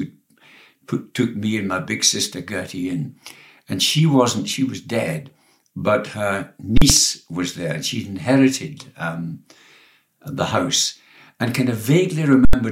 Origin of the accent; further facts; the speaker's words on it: Alexandria, Scotland, United Kingdom; also born or lived in Glasgow; now in Edinburgh, United Kingdom; I was born in Postle Park, a notorious scheme in the north of Glasgow